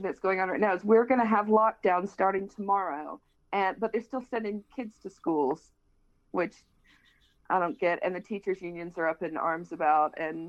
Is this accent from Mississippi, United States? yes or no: yes; Vicksburg, Mississippi, United States; also born or lived in Washington, D.C.; now in Biggleswade, United Kingdom; So I grew up in a little town called Vicksburg, Mississippi. But I grew up in Mississippi with Yankee parents.